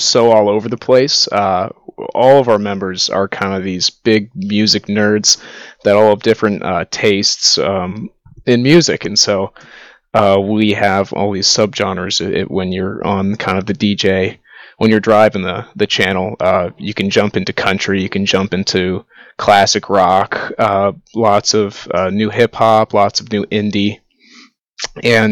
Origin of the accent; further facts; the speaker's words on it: Dublin, Ohio, United States; now in Athens, United States; I grew up in Dublin, Ohio, just outside of Columbus